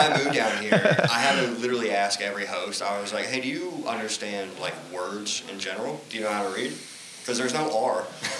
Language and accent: English; Columbus, Ohio, United States; moved away as an adult; now in Austin, United States; I grew up in Columbus, like, the west side, just like, you know, just a normal person.